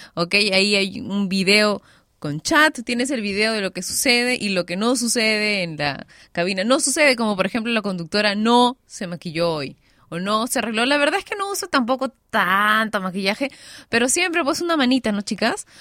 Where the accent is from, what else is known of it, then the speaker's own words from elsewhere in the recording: Peru; mi país, Perú